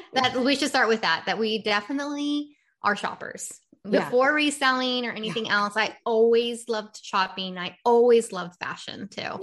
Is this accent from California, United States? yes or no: yes; California, United States; now in Massachusetts; but I did see a big difference when I came from the West Coast to the East Coast.